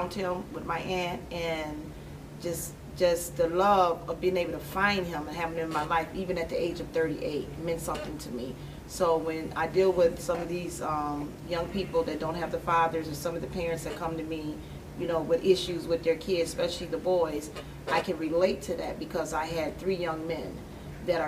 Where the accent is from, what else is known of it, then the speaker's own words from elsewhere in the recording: Aurora, Illinois, United States; I grew up on Kane Street right here on the Rowan East Side.